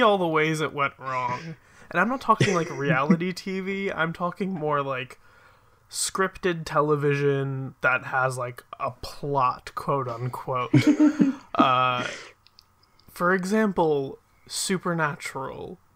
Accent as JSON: {"language": "English", "town": "Philadelphia", "region": "Pennsylvania", "country": "United States", "tie": "born or raised there", "said": "I am from, like, the greater Philadelphia area. So I live a little bit outside of the city, but I've grown up here. I've lived here my entire life."}